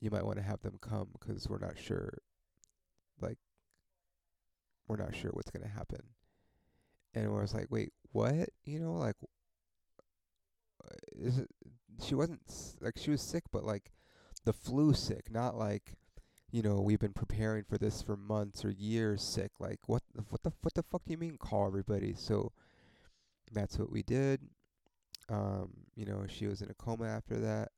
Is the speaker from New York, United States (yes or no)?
no; Ontario, California, United States; I fucking grew up in Ontario